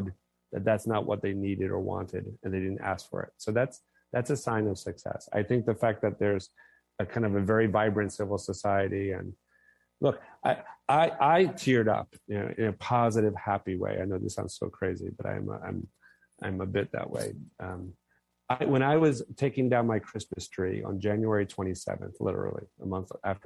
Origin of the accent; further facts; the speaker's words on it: New York, United States; I'm a New Yorker